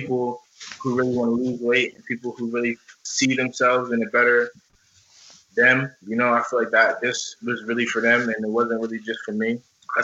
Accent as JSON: {"language": "English", "town": "Morristown", "country": "United States", "said": "We came from the Oaks, you know, you were one of my first friends in Morristown ever."}